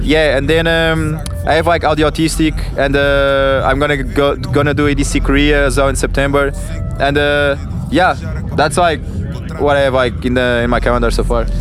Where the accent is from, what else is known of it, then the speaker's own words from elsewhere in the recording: Portugal; growing up in Portugal